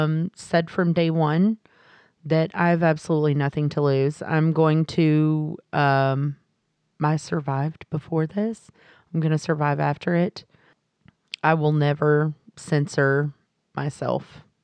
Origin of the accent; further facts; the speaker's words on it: Texas, United States; I live in the South. I'm from Texas, like you said, a very, very small town.